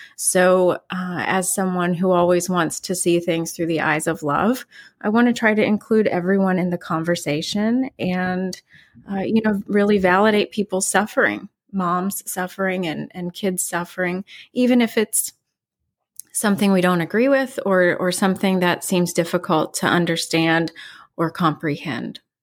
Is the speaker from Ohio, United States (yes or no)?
no; West Virginia, United States; moved away as an adult; now in New York City, United States; I'm originally from West Virginia